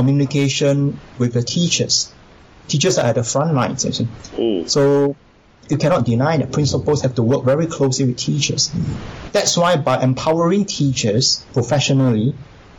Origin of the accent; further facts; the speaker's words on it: Singapore; I come from Singapore.